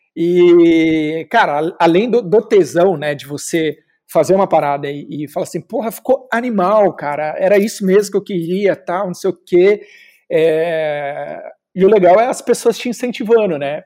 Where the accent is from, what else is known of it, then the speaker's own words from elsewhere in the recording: Osasco, São Paulo, Brazil; sou de Osasco